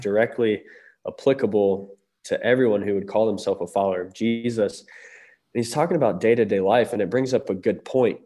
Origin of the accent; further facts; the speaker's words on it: Lancaster, Ohio, United States; home is Southeast Ohio. I grew up in Lancaster for most of my life